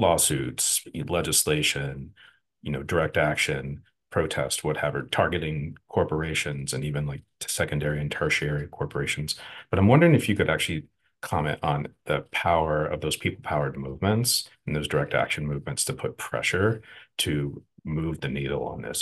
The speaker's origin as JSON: {"language": "English", "region": "Texas", "country": "United States", "also_born_or_lived": "Houston, Texas", "moved": "yes", "said": "I'm from the Gulf Coast. I'm from, from Texas, lived in Houston for a long time"}